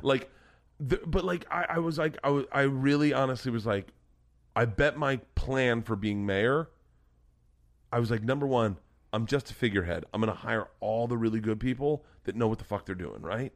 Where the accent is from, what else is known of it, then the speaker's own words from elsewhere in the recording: Florida, United States; growing up in Florida, there were al-, always compound bows or recurve bows around.